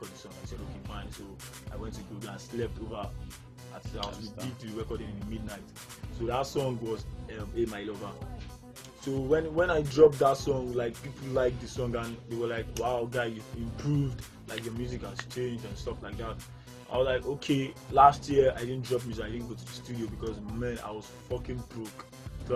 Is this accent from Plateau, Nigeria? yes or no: no; Lagos, Nigeria; I was brought up in Barriga too, Ademolu Street, around Barriga Girls area